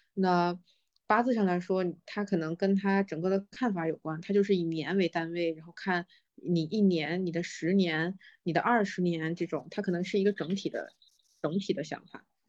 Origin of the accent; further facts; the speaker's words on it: China; 作为中国人来说